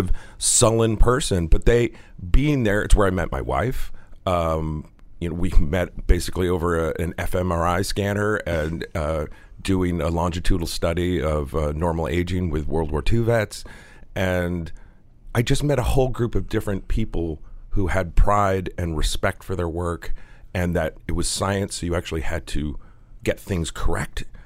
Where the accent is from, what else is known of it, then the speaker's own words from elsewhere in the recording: Connecticut, United States; When I was a young boy growing up in Connecticut.